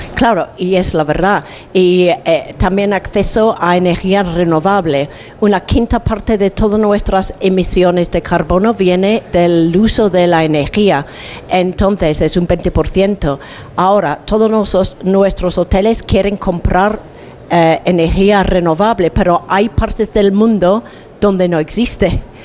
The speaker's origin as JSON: {"language": "Spanish", "region": "England", "country": "United Kingdom", "second_language": "Spanish", "said": "yo vengo de Inglaterra, donde pasamos unos tiempos horroríficos de frío y lluvia"}